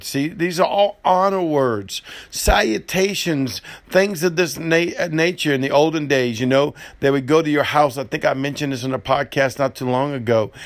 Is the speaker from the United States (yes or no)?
yes; New Orleans, Louisiana, United States; I'm, I'm from New Orleans, I'm a gumbo